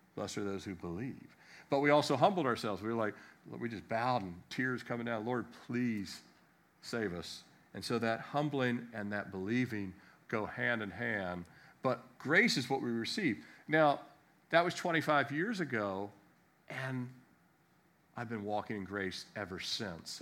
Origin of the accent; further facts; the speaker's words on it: Annapolis, Maryland, United States; I was born in America, Annapolis, Maryland